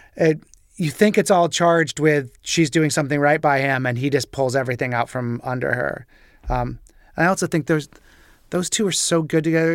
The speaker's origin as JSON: {"language": "English", "region": "Nebraska", "country": "United States", "moved": "yes", "said": "I'm from Nebraska originally"}